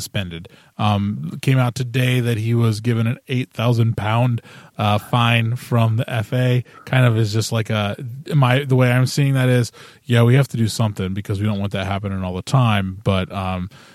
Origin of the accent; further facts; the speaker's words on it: United States; we're American